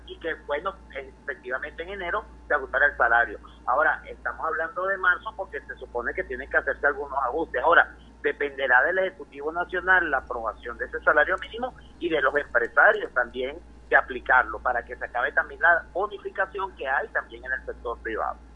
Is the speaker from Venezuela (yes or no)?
yes; Venezuela